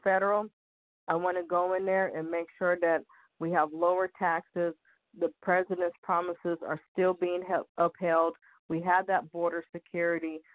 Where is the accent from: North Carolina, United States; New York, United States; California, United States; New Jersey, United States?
California, United States; I was born and raised in California